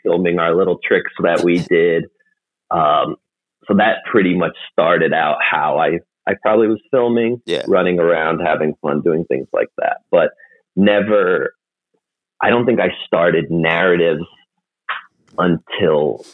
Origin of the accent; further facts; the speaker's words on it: New Jersey, United States; I'm from New Jersey, and I primarily work right outside of the New York area.